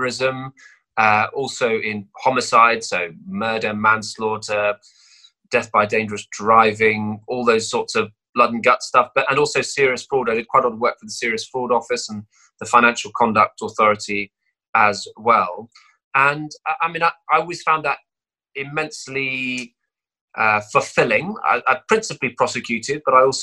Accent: Cheltenham, South West England, United Kingdom; this is where I grew up.

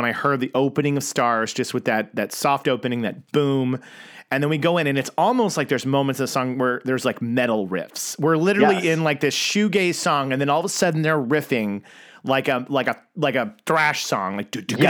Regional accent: Oklahoma, United States; me growing up in Oklahoma

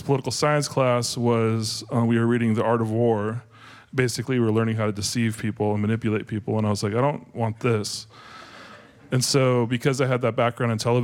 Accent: Graham, Washington, United States; I grew up near Puyallup in Graham, Washington

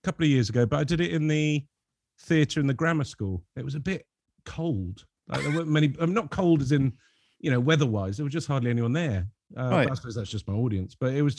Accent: Lebanon; You know, growing up in Lebanon, I had a lot of French and Belgian comics, which are very surreal

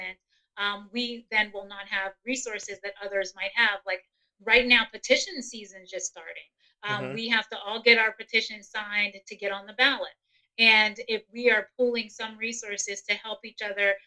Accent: New York City, New York, United States; now in Western Pennsylvania, United States; I am an immigrant. I grew up in Brooklyn, New York. I am a transplant to Western PA

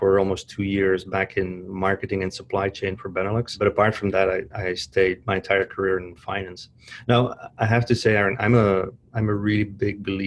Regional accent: Flanders, Belgium; moved away as an adult; Born and raised in Belgium, so the Flemish-speaking part of Belgium near Antwerp

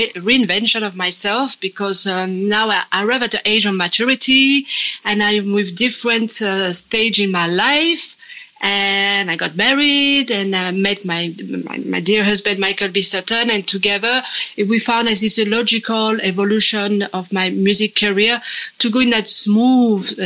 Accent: Saint-Étienne, Auvergne-Rhône-Alpes, France; moved away; my hometown, Saint-Étienne.

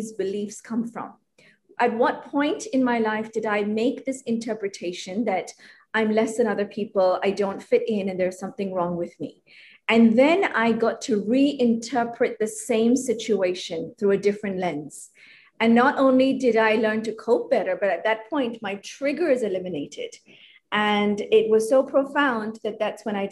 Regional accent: Hong Kong; So I grew up in Hong Kong. I am ethnically Indian

